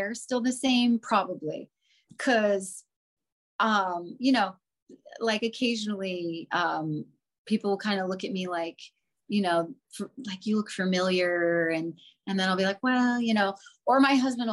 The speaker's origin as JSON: {"language": "English", "region": "Florida", "country": "United States", "tie": "born or raised there", "moved": "as an adult", "lives_now": "California, United States", "said": "I grew up in Florida, born and raised."}